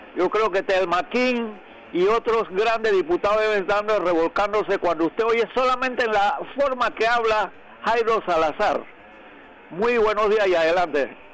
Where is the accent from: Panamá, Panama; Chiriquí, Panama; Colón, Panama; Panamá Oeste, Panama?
Colón, Panama; Escobar; moved away; Yo soy de Escobar, Lago Gatún, de Colón.